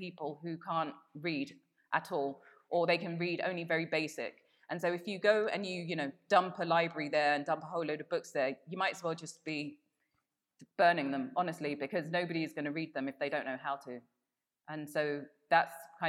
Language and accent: English; London, United Kingdom; moved away as an adult; also born or lived in Brussels, Belgium; now in Accra, Ghana; as a Black British person growing up in London in the 80s